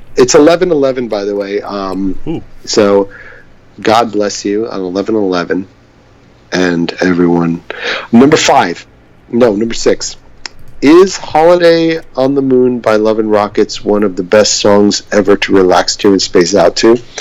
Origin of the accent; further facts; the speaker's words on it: New York City, New York, United States; growing up in New York City.